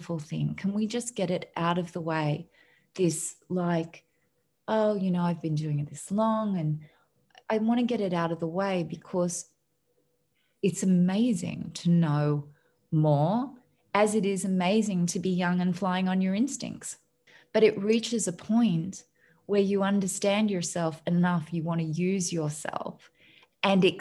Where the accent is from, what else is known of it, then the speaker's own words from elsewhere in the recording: Australia; moved away; I'm an Australian